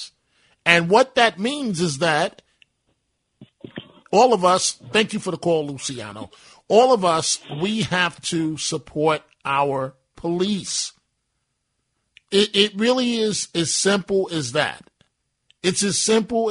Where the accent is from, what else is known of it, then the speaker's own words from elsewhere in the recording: New York City, New York, United States; as a kid growing up in New York City